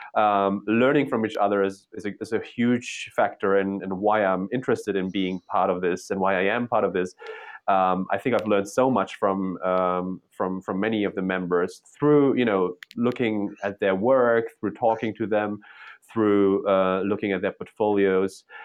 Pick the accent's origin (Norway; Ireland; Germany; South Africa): Germany; moved away as an adult; also born or lived in Poland / Berlin, Germany; now in New York, United States; I was born in Poland during socialism. I was raised in, in capitalist East, uh, Western Germany.